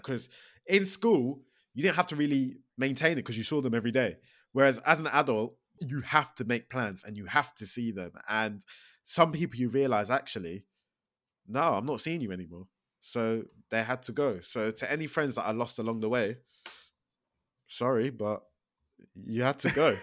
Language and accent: English; Milton Keynes, South East England, United Kingdom; also born or lived in London; I grew up in Milton Keynes, uh, but I was actually born in London, but I have zero recollection of growing up in London. Like, I think we moved to Milton Keynes when I was, like, two.